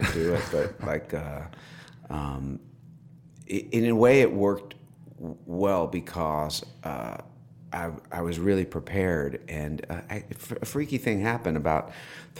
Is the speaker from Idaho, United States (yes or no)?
no; White Plains, New York, United States; also born or lived in New Rochelle, New York; I was raised in White Plains in Scarsdale.